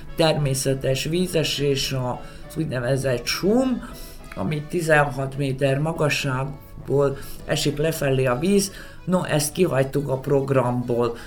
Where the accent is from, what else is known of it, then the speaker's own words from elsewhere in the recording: Vojvodina, Serbia; mint vajdasági panonségsági létemre